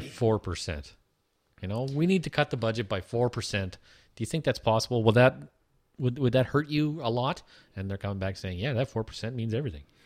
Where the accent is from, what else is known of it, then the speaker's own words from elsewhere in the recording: Toronto, Ontario, Canada; we're from Toronto